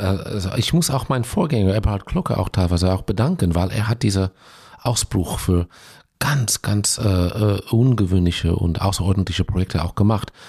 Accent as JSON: {"language": "German", "town": "Los Angeles", "region": "California", "country": "United States", "tie": "born or raised there", "also_born_or_lived": "Israel", "second_language": "German", "moved": "as an adult", "lives_now": "Bochum, Germany", "said": "ich bin aufgewachsen und ausgebildet in, in Los Angeles, aber als ähm, 21-Jähriger bin ich nach Israel emigriert"}